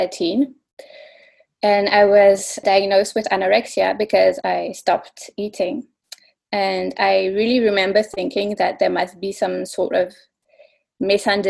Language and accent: English; Belgium; I'm from Belgium